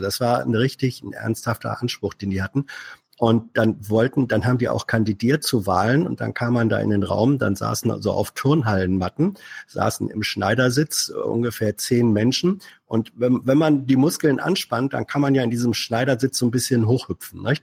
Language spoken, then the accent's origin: German; Northern Germany, Germany; als Norddeutscher